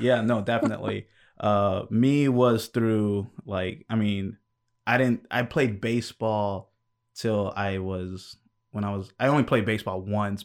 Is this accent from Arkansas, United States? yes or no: no; New York, United States; I was born in New York